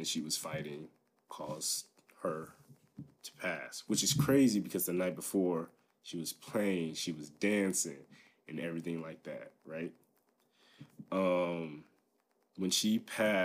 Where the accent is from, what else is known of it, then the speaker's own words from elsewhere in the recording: Liberty Township, Ohio, United States; also born or lived in Dayton, Ohio / Germany / Hamilton, Ohio; We grew up, like, just all together on a military base. Traveled around my first year of my life. We were in Germany, moved around. Eventually, we settled down around here in Liberty Township